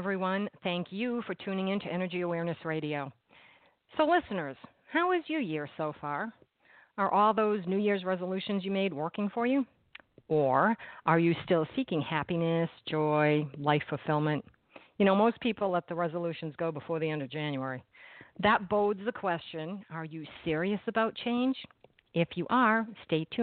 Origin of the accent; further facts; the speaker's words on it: Boston, Massachusetts, United States; Boston University, my hometown